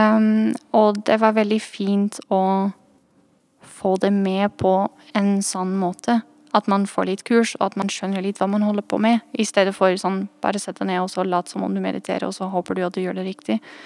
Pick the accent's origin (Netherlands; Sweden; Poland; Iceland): Netherlands; accent: twang til trøndersk; Norwegian is a second language; moved away as an adult; also born or lived in Trondheim, Norway; now in Oslo, Norway; jeg er fra Nederland, egentlig